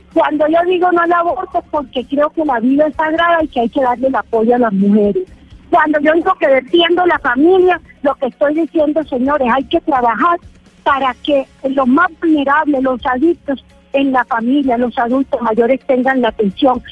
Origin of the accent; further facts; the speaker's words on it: Colombia; como ciudadano, como colombiano